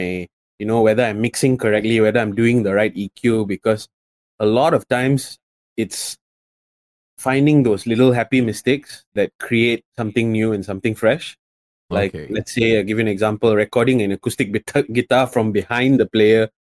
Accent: Malaysia; me being Malaysian and being over there

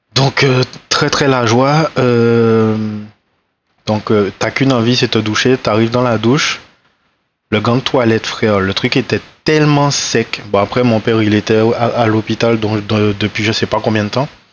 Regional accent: Les Abymes, Guadeloupe; moved away; j'ai grandi à Grand Camp aussi

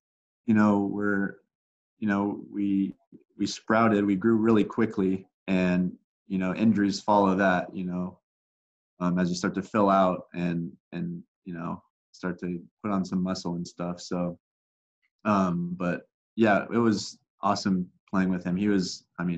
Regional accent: Mesa, Arizona, United States; growing up in Arizona

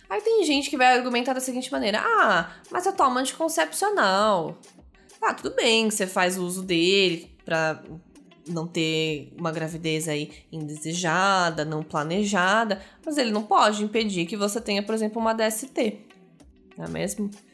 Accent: São Paulo, Brazil; na minha adolescência, eu tive o privilégio da minha mãe conseguir uma vaga para mim numa escola estadual no bairro do Tatuapé, na zona leste de São Paulo

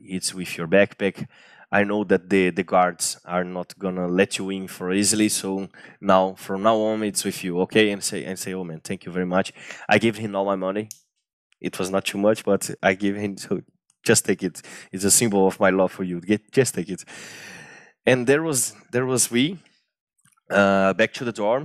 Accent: Brazil; English is a second language; I'm from Brazil

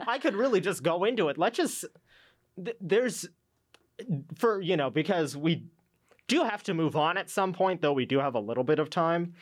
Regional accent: Arizona, United States; I grew up here in Arizona

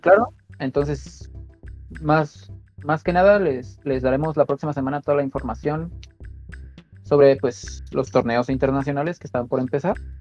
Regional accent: Mexico; uno como mexicano

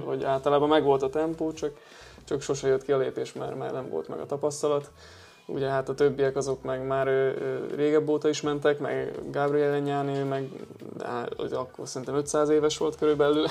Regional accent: Hungary; én meg magyar vagyok

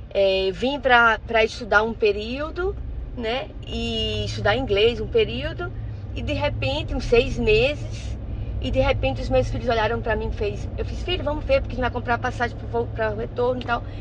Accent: João Pessoa, Paraíba, Brazil; now in Orlando, United States; eu sou de João Pessoa, na Paraíba.

